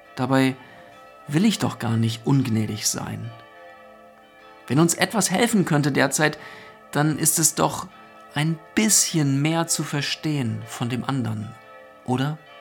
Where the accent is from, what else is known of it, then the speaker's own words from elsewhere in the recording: Northern Germany, Germany; Bei uns in Norddeutschland begrüßt man sich ja mit Moin.